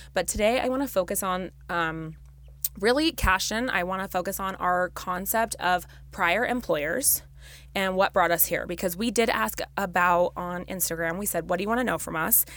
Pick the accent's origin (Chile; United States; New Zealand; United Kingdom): United States; Las Vegas, Nevada; we actually were born and raised in Las Vegas, Nevada.